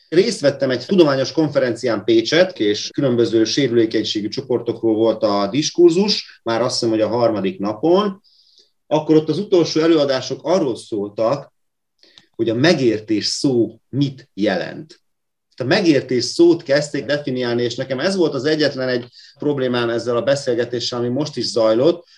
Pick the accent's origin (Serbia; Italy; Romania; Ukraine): Serbia; Vojvodina; moved away as an adult; also born or lived in Pécs, Hungary; now in Hungary; Én vajdasági kisebbségként, mikor Magyarországra költöztem a Pécsi Egyetemen